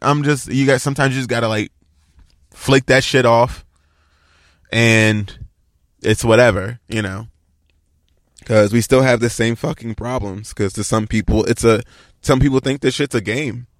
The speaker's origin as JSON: {"language": "English", "town": "Baltimore", "region": "Maryland", "country": "United States", "moved": "yes", "lives_now": "Los Angeles area, United States", "said": "I'm from Baltimore"}